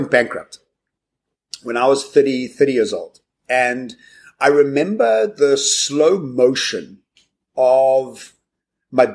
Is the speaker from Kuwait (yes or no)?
no; South Africa; as South African citizens